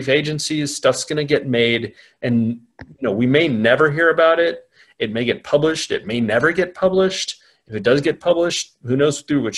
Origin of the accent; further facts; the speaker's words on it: United States; moved away as an adult; now in London, United Kingdom; I'm an American. But I am settled pretty much for good in Europe. I work out of London